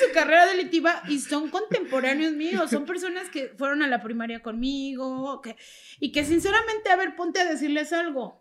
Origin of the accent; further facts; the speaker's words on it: Mexico City, Mexico; ya no vivo, pero soy originaria de la Doctores